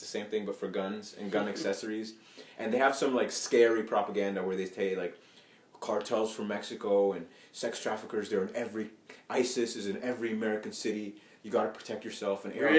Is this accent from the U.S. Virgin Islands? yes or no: no; Ethiopia; moved away; I come from Ethiopia originally